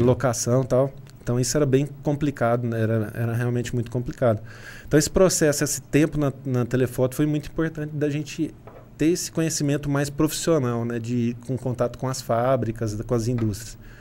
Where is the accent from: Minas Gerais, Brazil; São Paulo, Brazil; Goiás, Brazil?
Minas Gerais, Brazil; São Sebastião do Paraíso; moved away as an adult; also born or lived in Governador Valadares; now in Franca, Brazil; nasci em São Sebastião do Paraíso, fui para Governador Valadares, que é lá